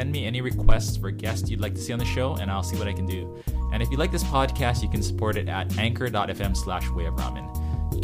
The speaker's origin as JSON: {"language": "English", "region": "Hawaii", "country": "United States", "tie": "born or raised there", "said": "I grew up in Hawaii and everybody here eats saimin"}